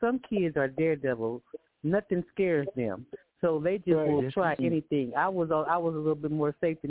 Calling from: Gilbert, Arizona, United States; I'm calling from Gilbert, Arizona.

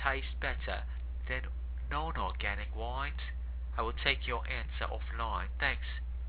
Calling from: London, United Kingdom; I'm calling from London.

